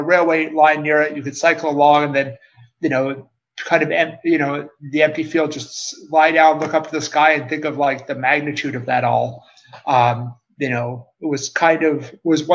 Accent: Calgary, Alberta, Canada; moved away; I'm originally from Calgary, Canada

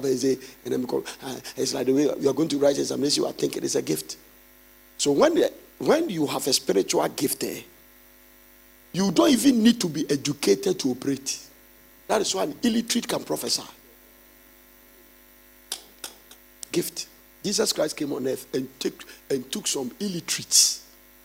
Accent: Ghana; as a Ghanaian

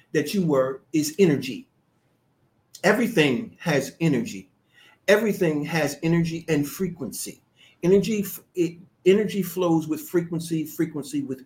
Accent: United States; I'm an American, but my family origin comes from Africa.

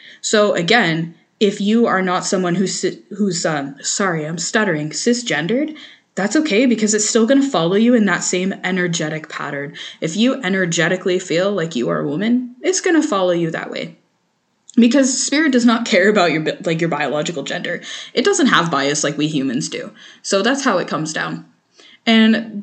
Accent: Canada; I'm French Canadian and most of my family is French Canadian

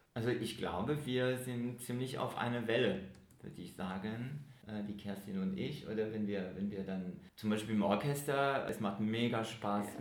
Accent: Geneva, Switzerland; ich komme aus Genf

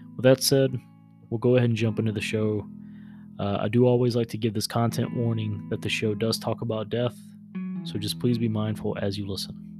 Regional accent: the South, United States; I grew up in the South

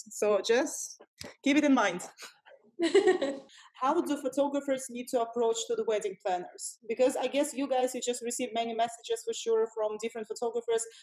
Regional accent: Russia; English is a second language; we come from Russia. We don't do coffee. We do vodka.

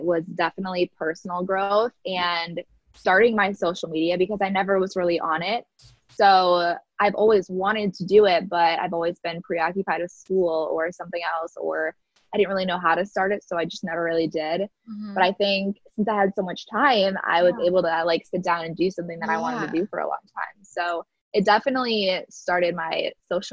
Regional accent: Wisconsin, United States; moved away as an adult; also born or lived in Rochester, Minnesota; now in Minneapolis, United States; I'm from Wisconsin, kind of like you guys, just in the middle of nowhere, small town

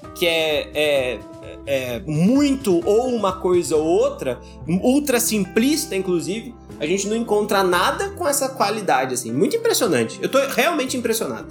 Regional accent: Brazil; A gente, a gente nasceu no Brasil

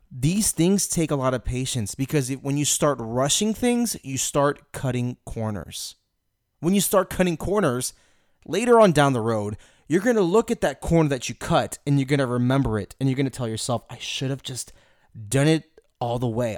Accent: Houston, Texas, United States; I'm from Houston

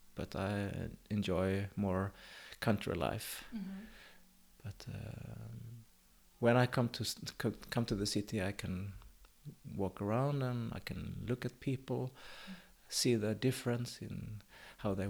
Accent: Karlskrona, Blekinge, Sweden; also born or lived in Oskarshamn / Dalarna / Avesta; now in Vellinge, Sweden; I was brought up in Blekinge, Karlskrona

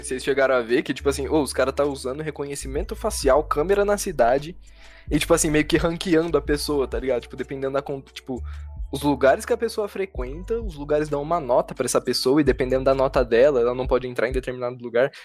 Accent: São José do Rio Preto, São Paulo, Brazil; a gente é de São José do Rio Preto, São Paulo.

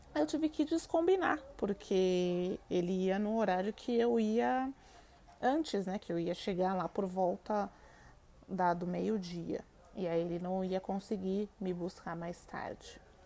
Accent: Brazil; eu sou brasileira

